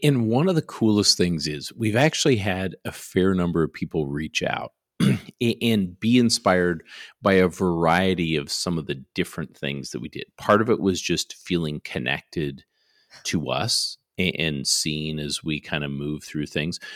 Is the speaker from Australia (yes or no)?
no; Canada; now in Garland, United States; I grew up in Canada